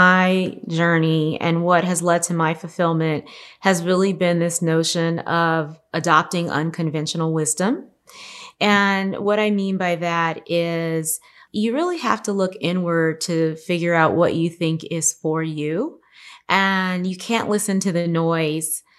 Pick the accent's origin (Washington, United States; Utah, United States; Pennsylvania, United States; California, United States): California, United States; Los Angeles; I grew up in South Central Los Angeles, which has now been rebranded South